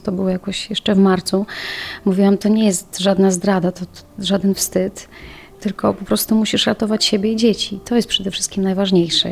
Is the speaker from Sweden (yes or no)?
no; Ukraine; now in Poland; Ja sama pochodzę z Ukrainy, moi rodzice nadal tam mieszkają